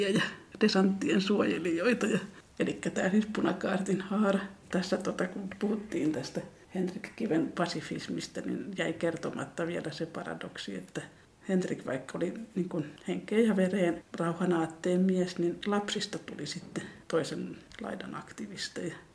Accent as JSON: {"language": "Finnish", "town": "Tampere", "region": "Pirkanmaa", "country": "Finland", "tie": "born or raised there", "said": "mitä mä muistan 70-luvun Tampereelta"}